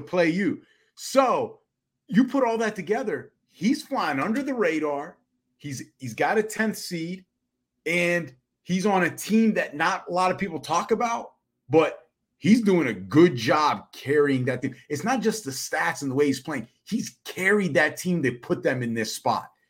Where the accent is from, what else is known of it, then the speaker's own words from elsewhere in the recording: United States; we're Americans